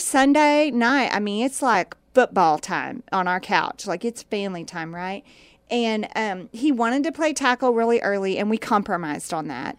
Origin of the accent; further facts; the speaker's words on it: Indiana, United States; now in Texas, United States; I grew up in Indiana and basketball was a thing there